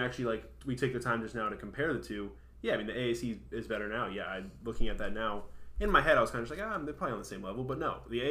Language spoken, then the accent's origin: English; Tampa, Florida, United States; I grew up in Tampa, and I was going to USF games